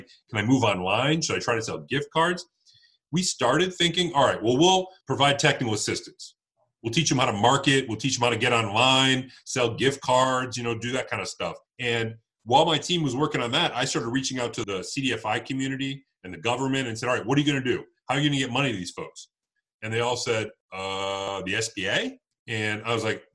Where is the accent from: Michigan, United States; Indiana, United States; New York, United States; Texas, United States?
Michigan, United States; Detroit; In Detroit, we've had a burgeoning sort of revival over the last 10 years, which has been great to see, my hometown